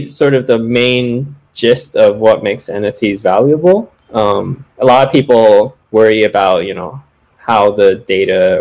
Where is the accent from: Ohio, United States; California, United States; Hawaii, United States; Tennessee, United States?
California, United States; Bay Area near San Francisco; I'm actually originally from the Bay Area near San Francisco